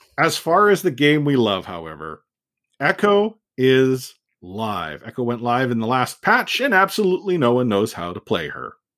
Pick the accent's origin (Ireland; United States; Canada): Canada; as a Canadian